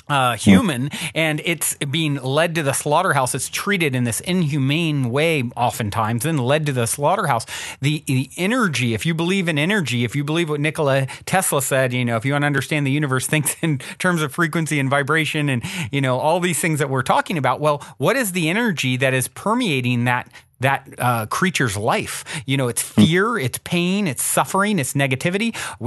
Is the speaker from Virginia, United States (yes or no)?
yes; Virginia, United States; I grew up in the South, in Virginia